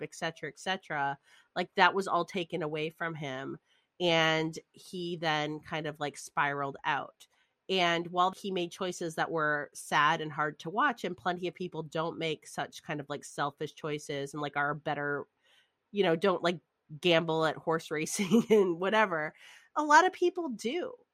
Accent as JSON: {"language": "English", "area": "outside of Detroit", "region": "Michigan", "country": "United States", "tie": "born or raised there", "said": "I grew up outside of Detroit where all the car places were"}